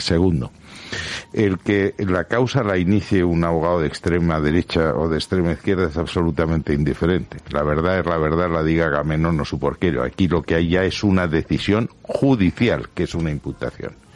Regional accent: Valencian Community, Spain; yo, como valenciano

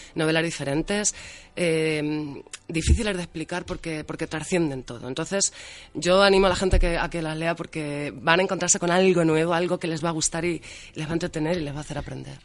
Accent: Albacete, Castilla-La Mancha, Spain; Como buena manchega y albaceteña que soy

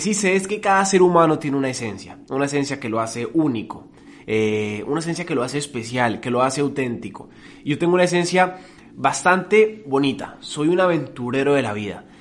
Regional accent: Colombia; Yo no soy colombiano porque yo no decidí nacer en Colombia

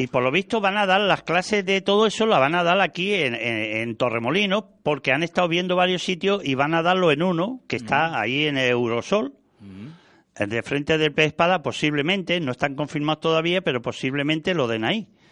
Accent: Valladolid, Castile and León, Spain; now in Andalusia, Spain; yo soy del norte, yo soy de Valladolid, nacido allí

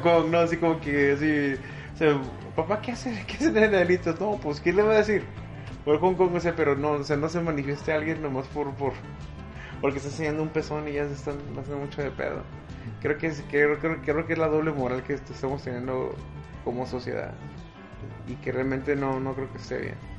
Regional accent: Mexico; el, pedo cultural que ya tenemos arraigado como mexicanos católicos

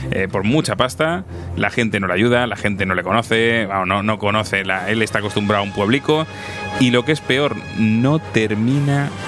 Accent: Madrid, Community of Madrid, Spain; Claro, yo soy un chico de Madrid, de ciudad y.

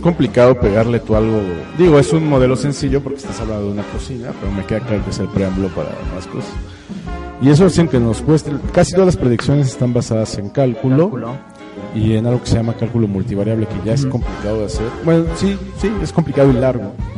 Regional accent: Mexico; somos los mexicanos

